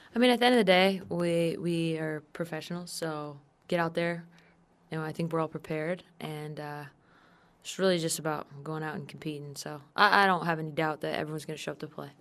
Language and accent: English; San Diego, California, United States; I grew up in San Diego, so my family were all Charger fans